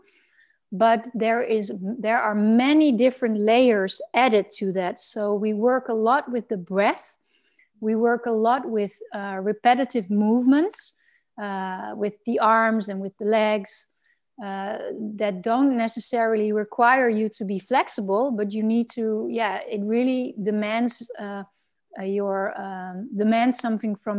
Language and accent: English; Netherlands; I'm from the Netherlands